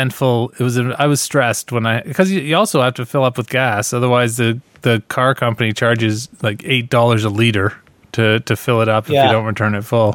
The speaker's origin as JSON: {"language": "English", "region": "Ontario", "country": "Canada"}